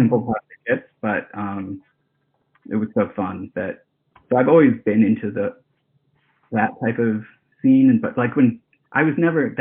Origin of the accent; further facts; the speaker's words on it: Hawaii, United States; also born or lived in Japan; I grew up in Hawaii, and before that lived in Japan as a really little kid